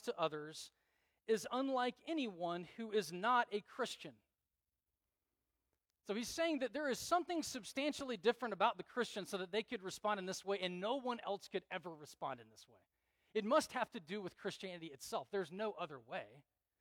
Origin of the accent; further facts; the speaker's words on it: United States; growing up in America in the church